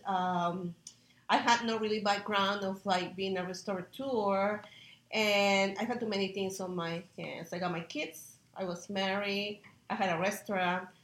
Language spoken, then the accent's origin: English; Peru; now in United States; growing up uh, with a family and having my mom focus on nutrition back in Peru. I'm from Peru, and uh, I'm a chef here in the United States